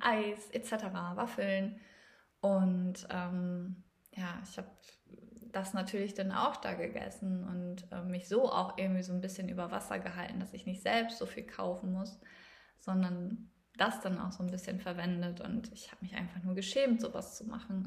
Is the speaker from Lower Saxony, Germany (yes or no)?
yes; East Frisia, Lower Saxony, Germany; ich komme gebürtig aus Ostfriesland